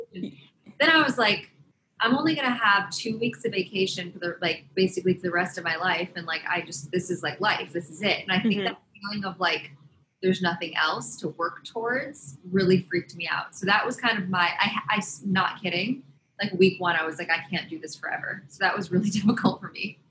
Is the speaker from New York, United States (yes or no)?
yes; upstate New York, United States; also born or lived in Los Angeles, California / Boston, Massachusetts; now in New York, United States; I grew up between upstate New York and LA.